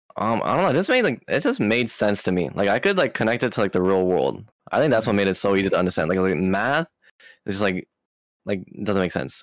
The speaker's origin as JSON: {"language": "English", "area": "Maui", "region": "Hawaii", "country": "United States", "tie": "born or raised there", "said": "I was born in Hawaii, Maui"}